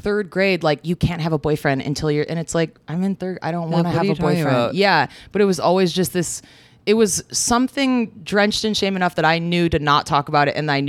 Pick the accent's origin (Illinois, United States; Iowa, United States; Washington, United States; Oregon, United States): Illinois, United States; a suburb of Chicago; I grew up in like a suburb of Chicago.